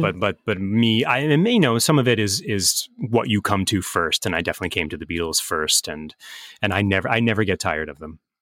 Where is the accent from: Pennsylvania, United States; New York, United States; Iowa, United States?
Pennsylvania, United States; Philadelphia; I'm from Philadelphia